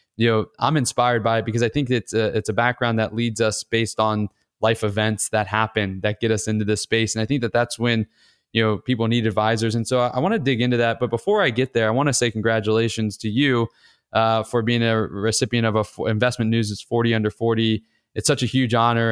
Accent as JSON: {"language": "English", "town": "Atlanta", "region": "Georgia", "country": "United States", "tie": "born or raised there", "said": "my hometown at Georgia Tech"}